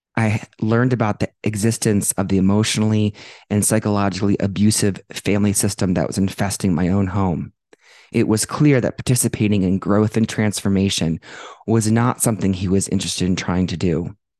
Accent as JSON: {"language": "English", "town": "Dublin", "region": "Ohio", "country": "United States", "tie": "born or raised there", "moved": "yes", "lives_now": "Denver, United States", "said": "growing up in Dublin, Ohio"}